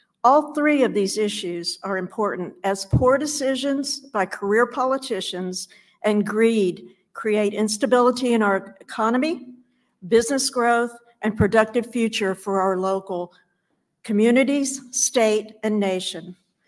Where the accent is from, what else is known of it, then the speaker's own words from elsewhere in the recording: Chillicothe, Ohio, United States; from Chillicothe, Ohio.